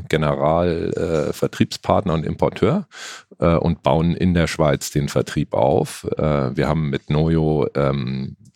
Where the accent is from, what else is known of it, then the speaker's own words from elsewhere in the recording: Munich, Bavaria, Germany; Also hier München fünf Höfe ist auch äh, für mich Heimat sozusagen. Ich komme aus München ursprünglich